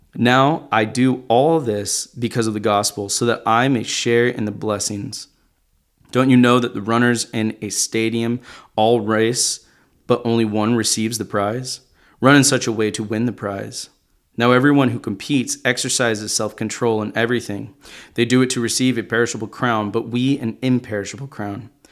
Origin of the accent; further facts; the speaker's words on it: Arkansas, United States; I grew up in Arkansas